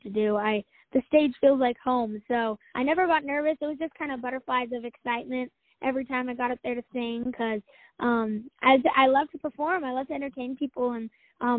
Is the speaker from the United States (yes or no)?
yes; Farmington, New Mexico, United States; I am from Farmington, New Mexico